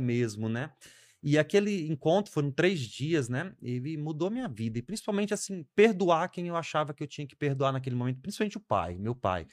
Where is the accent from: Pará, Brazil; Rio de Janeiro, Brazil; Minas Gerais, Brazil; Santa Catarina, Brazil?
Pará, Brazil; Marabá; also born or lived in Espírito Santo, Brazil; now in Parauapebas, Brazil; No Espírito Santo eu fiquei até uns nove, depois eu vim para Marabá